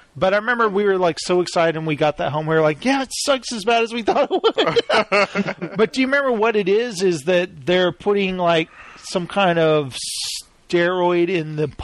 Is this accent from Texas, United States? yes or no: yes; Texas, United States; growing up in Texas